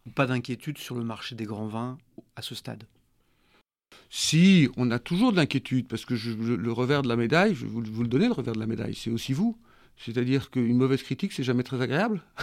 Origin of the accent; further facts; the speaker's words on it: Pauillac, Nouvelle-Aquitaine, France; j'ai vécu toute mon enfance à, Mouton, enfin une grosse partie de mon enfance à Mouton